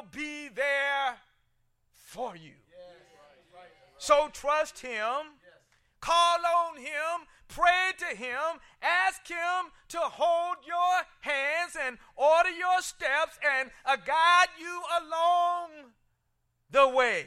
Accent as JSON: {"language": "English", "town": "Columbia", "region": "South Carolina", "country": "United States", "tie": "born or raised there", "said": "the Good Hope, a Missionary Baptist Church where I grew up in Columbia, South Carolina"}